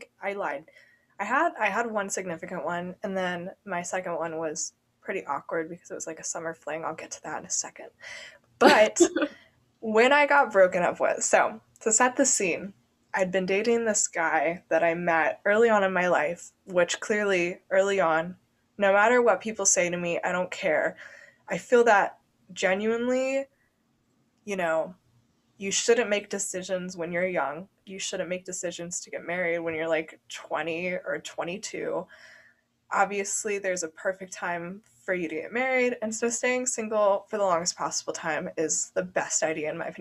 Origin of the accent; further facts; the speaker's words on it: Ohio, United States; moved away; my hometown in Ohio